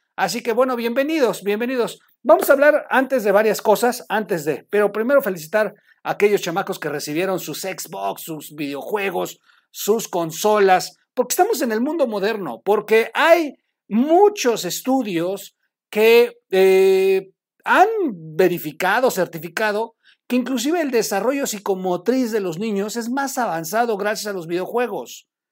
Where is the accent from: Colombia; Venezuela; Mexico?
Mexico